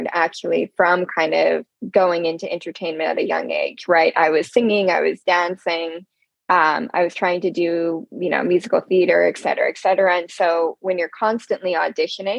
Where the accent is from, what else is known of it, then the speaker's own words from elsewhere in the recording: Pittsburgh, Pennsylvania, United States; I grew up in Pittsburgh, Pennsylvania.